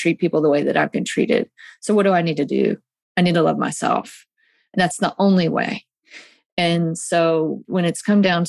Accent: Mississippi, United States; I live in Mississippi and I'm from Mississippi

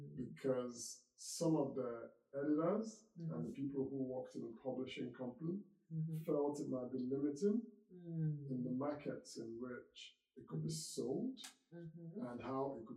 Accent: Nigeria; moved away as an adult; also born or lived in United Kingdom; now in United States; I was born in Africa, in Nigeria, grew up there, and I went to university in the UK, lived and worked in the UK, and then moved to the United States

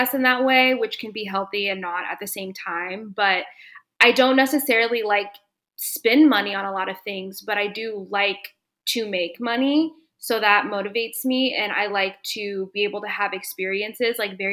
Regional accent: Dallas, Texas, United States; moved away; My hometown is Dallas, and I actually just moved back here in December of 2021

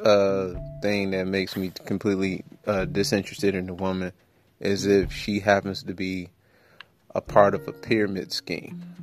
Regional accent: Detroit, Michigan, United States; I'm from Detroit.

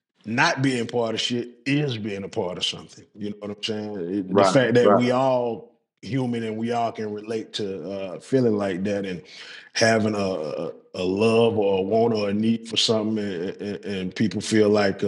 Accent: Southern United States, United States; Southern, nigga. I ain't on no farm. You know what I'm saying? I'm from the South.

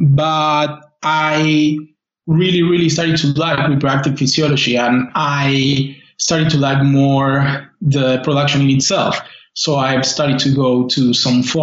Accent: Argentina; moved away as an adult; also born or lived in Buenos Aires; now in United Kingdom; I'm from Argentina

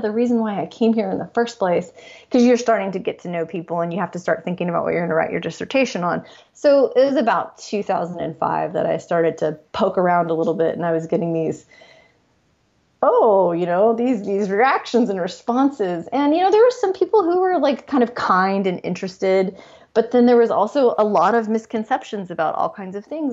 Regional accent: Los Angeles, California, United States; I'm born and raised in Los Angeles

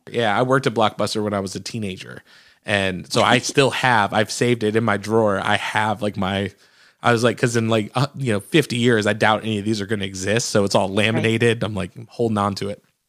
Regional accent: Michigan, United States; now in Nashville, United States; I'm from Michigan originally

